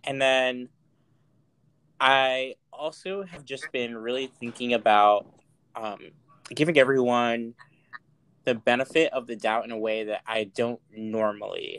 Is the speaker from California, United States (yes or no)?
no; Mount Vernon, New York, United States; now in San Francisco, United States; I grew up in Money Vernon, Mount Vernon, New York.